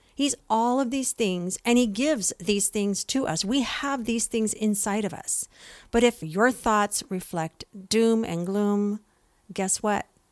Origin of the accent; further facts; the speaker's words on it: San Jose, California, United States; now in San Diego area, United States; I'm from East Side, San Jose